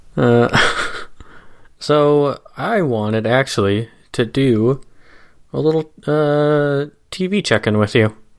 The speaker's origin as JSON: {"language": "English", "region": "Midwest", "country": "United States", "tie": "born or raised there", "said": "the classic type of suburb where we grew up in the Midwest"}